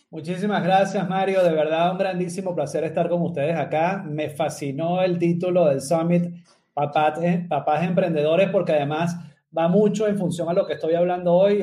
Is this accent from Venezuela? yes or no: yes; Venezuela; moved away as an adult; now in Medellín, Colombia; soy venezolano, vivo en la ciudad de Medellín hace casi más de seis años ya